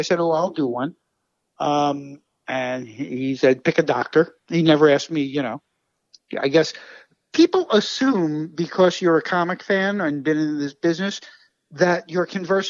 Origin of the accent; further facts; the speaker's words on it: New York City, New York, United States; I grew up in Brooklyn, you know, like I say, in the 60s